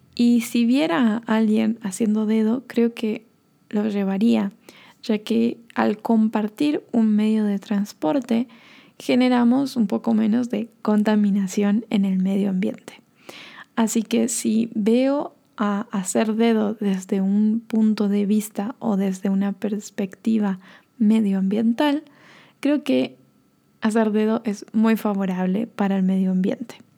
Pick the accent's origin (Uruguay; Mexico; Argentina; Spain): Argentina; northern Argentina; now in Bariloche, Argentina; en el norte de Argentina, que es de donde yo soy, o de donde yo vengo, o donde nací